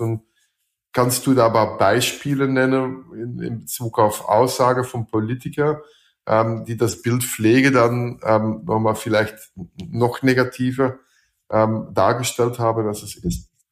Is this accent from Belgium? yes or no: yes; Belgium; German is a second language; also born or lived in Switzerland / Austria / Slovakia; now in Germany